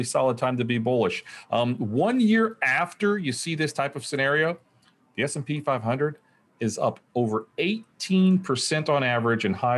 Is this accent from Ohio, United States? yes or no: yes; Springfield, Ohio, United States; as a kid growing up in Springfield, Ohio, southwestern Ohio